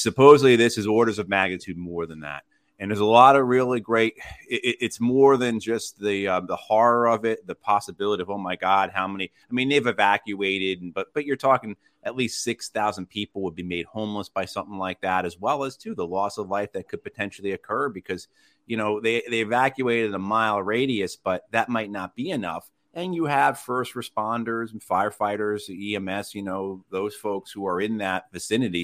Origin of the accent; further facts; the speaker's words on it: New Jersey, United States; moved away as an adult; now in Wake Forest, United States; I'm originally from New Jersey, and then the Marine Corps brought me down here